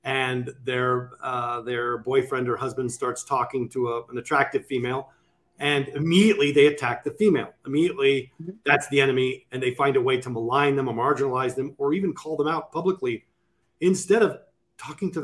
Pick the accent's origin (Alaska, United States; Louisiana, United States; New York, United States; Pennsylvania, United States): Alaska, United States; Sitka; in my hometown of Alaska